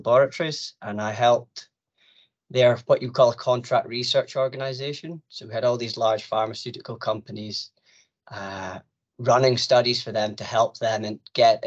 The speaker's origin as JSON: {"language": "English", "town": "Aberdeen", "region": "Scotland", "country": "United Kingdom", "said": "I'm from Aberdeen"}